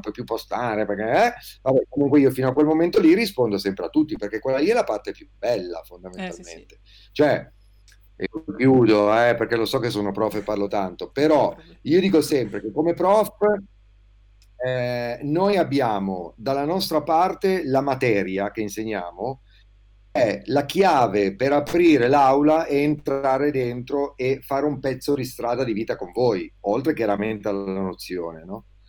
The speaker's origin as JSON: {"language": "Italian", "region": "Liguria", "country": "Italy", "also_born_or_lived": "Klagenfurt, Austria", "moved": "as an adult", "lives_now": "Province of Alessandria, Italy", "said": "ho quarantotto anni, sono ligure, Ma da un po' di anni vivo in provincia di Alessandria"}